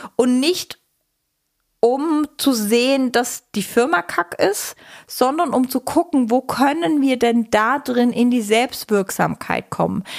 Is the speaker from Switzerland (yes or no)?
yes; Switzerland; Ich bin Schweizerin.